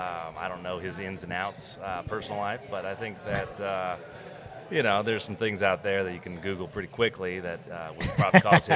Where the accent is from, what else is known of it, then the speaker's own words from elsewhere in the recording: Oregon, United States; So I'm originally from Oregon, like I said.